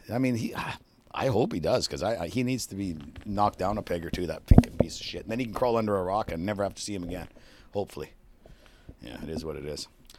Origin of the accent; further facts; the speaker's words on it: Canada; As part of being being a Canadian, but that's going away to the wayside.